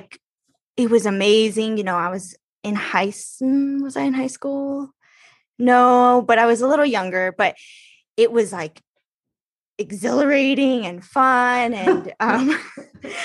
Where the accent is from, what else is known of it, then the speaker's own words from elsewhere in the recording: Los Angeles, California, United States; I'm from Los Angeles